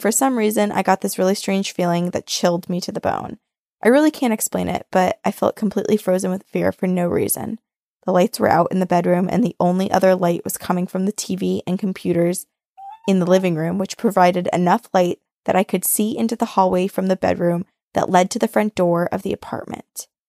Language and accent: English; St. Louis, Missouri, United States; I grew up in St. Louis, Missouri, which, as you've probably heard, that city is haunted AF.